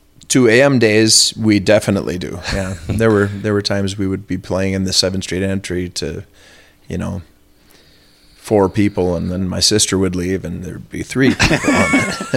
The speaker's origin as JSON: {"language": "English", "town": "Minneapolis", "region": "Minnesota", "country": "United States", "also_born_or_lived": "New York City", "said": "Right here, Minneapolis."}